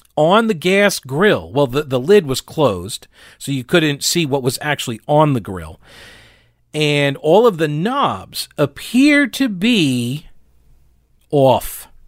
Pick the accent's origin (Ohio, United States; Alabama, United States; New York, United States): New York, United States; moved away as an adult; also born or lived in South Carolina; now in North Carolina, United States; I am originally from New York